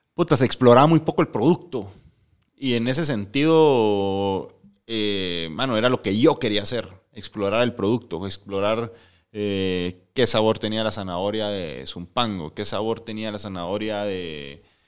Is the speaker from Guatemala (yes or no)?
yes; Guatemala; also born or lived in Mexico City, Mexico / Ensenada, Mexico / Playa del Carmen, Mexico; nosotros tenemos como guatemaltecos